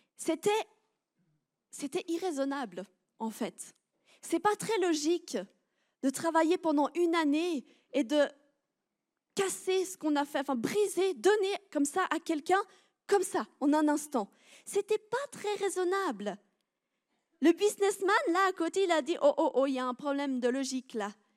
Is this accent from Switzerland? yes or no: yes; Switzerland; je suis une bonne Suisse